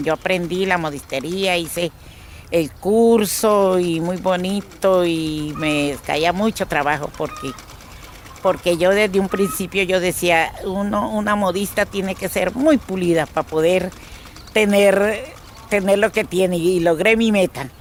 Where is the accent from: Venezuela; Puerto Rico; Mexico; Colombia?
Colombia; Valparaíso, Caquetá; moved away; soy caqueteña Mm, orgullosamente caqueteña. Mi tierra real donde nací se llama Valparaíso